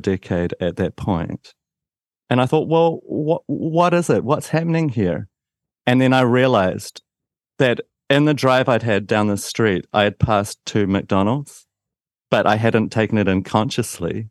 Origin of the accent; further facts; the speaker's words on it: Christchurch, Canterbury, New Zealand; You might be able to tell from my accent that I'm from New Zealand, a town called Christchurch